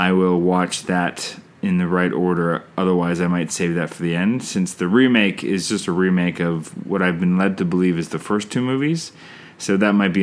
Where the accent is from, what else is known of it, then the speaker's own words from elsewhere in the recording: Canada; I'm Canadian filmmaker